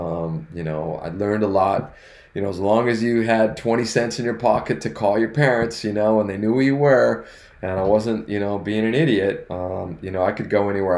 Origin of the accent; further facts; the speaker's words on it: Northern California, United States; now in Southern California, United States; we grew up in Northern California, and we had a place in Lake Tahoe